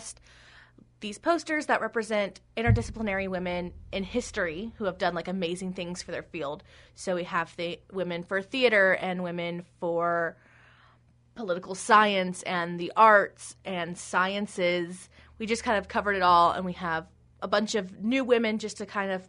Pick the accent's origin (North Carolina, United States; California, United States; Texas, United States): Texas, United States; now in Hastings, United States; I'm from Texas